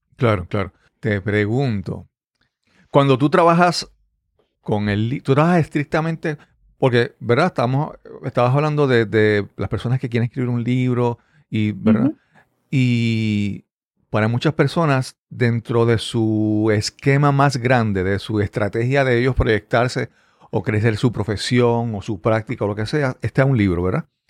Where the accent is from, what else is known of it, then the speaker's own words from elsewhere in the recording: Puerto Rico; accent: Puerto Rican; habla como boricua, habla como, puertorriqueño